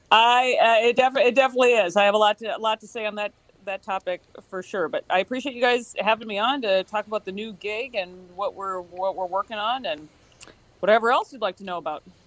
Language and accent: English; Worthington, Minnesota, United States; I'm from from Worthington. My dad has a has a business there. Uh, loved the place. Had a great had a great childhood